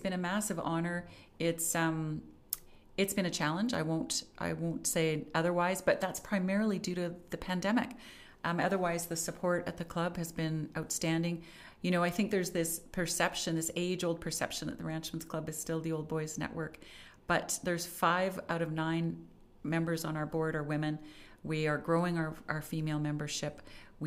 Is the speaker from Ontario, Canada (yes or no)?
no; Calgary, Alberta, Canada; also born or lived in Ottawa / Vancouver; born and raised in Calgary